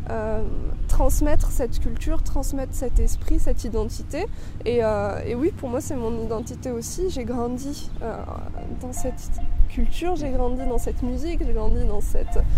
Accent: Céret, Occitania, France; Mais je suis euh, Sérétane, donc je viens des Pyrénées-Orientales quand même.

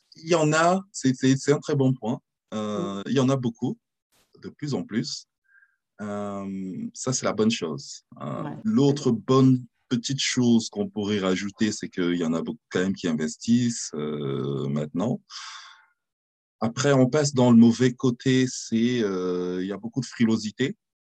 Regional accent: France; moved away; also born or lived in Cameroon (ancestry) / London / New York / Berlin; je suis français d'origine camerounaise

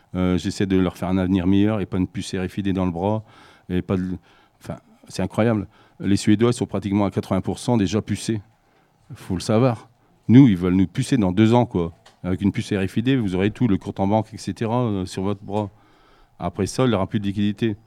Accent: Ch'ti, Hauts-de-France, France; moved away as an adult; now in Marmande, France; je suis un ch'ti, donc ça fait 4 ans que je suis dans le sud-ouest

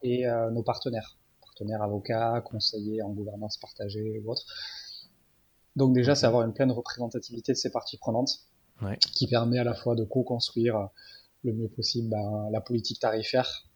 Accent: Biarritz, Nouvelle-Aquitaine, France; moved away; also born or lived in Paris; je suis de Biarritz

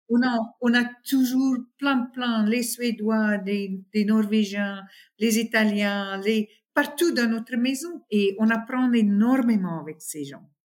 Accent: South Africa; là où j'ai grandi, c'est une petite ville dans une très, très grande serre euh, d'agriculture. ce c'est tous les fermières. On est tous très africains, très traditionnels, très ça. Et nos vacances, c'était au bord de la mer ou dans le Kruger Park.

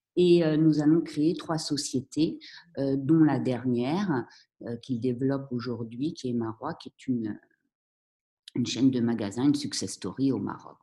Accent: Vendée, Pays de la Loire, France; also born or lived in Paris; now in Morocco; je suis née à Paris, mais mes parents ont rapidement déménagé en Vendée

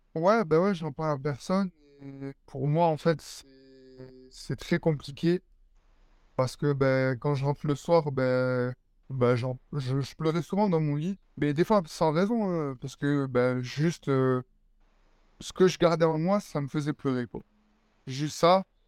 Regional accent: Perpignan, Occitania, France; also born or lived in Nice / Évreux; je suis parti avec ma mère sur, sur Perpignan, donc là où je vis toujours

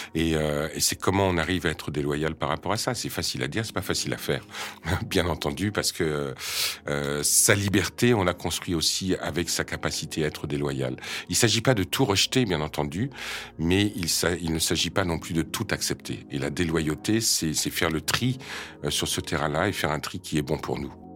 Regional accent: France; je viens de France France

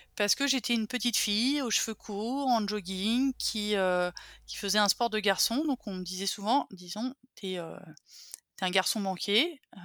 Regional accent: a small village near Bourgueil, Touraine, Centre-Val de Loire, France; élevée par une mère et une grand-mère, euh, un schéma matriarcal, au milieu de la ruralité française, dans un petit village qui s'appelle Benet, à côté de Bourgueil, au milieu des vignobles tourangeaux

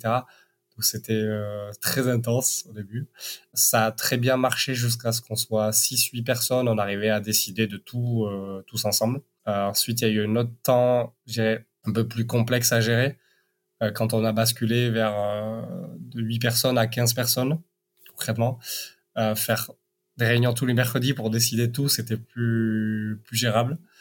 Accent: Basque Country, Nouvelle-Aquitaine, France; moved away; also born or lived in Paris; je viens du Pays bas

